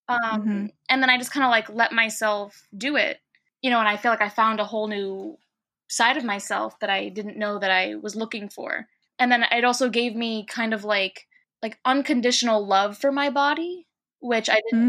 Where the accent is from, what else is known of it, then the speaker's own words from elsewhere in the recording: New York City, New York, United States; growing up in New York City post 9/11, as an Arab is complicated.